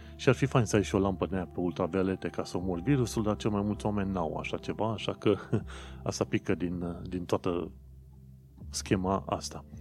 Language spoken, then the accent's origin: Romanian; Romania; noi, ca români